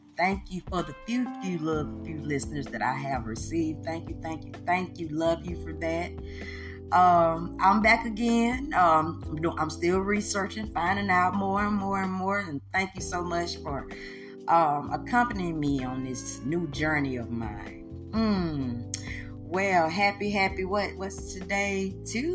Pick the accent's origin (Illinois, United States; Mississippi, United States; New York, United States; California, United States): Mississippi, United States; I am from Mississippi. Home and bred, and you know, this is the South, baby.